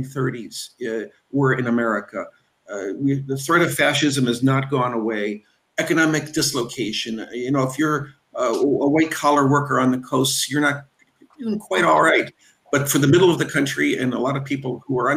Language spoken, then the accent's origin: English; Cleveland, Ohio, United States; I'm from Cleveland, Ohio